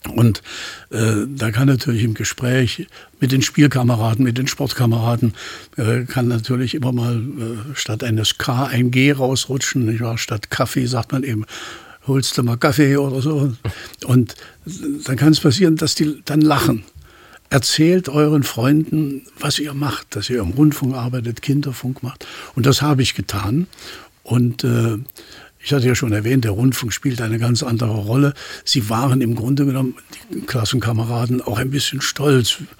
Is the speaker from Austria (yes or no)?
no; Leipzig, Saxony, Germany; accent: Leipziger sächsischen Dialekt; ich bin in Leipzig aufgewachsen